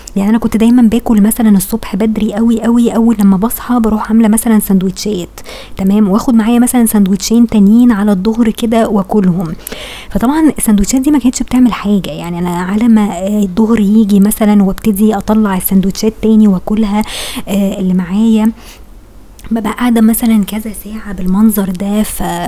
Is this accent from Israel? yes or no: no; Egypt; احنا فعلا تفكيرنا كمصريين